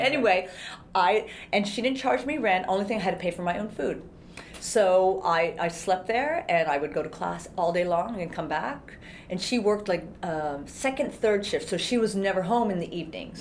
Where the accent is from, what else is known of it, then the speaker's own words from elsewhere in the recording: Coventry, Rhode Island, United States; also born or lived in Japan / Hawaii; I grew up in Coventry, Rhode Island.